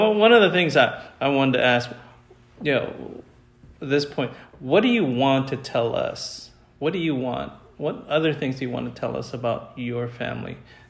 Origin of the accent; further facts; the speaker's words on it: United States; I grew up in America.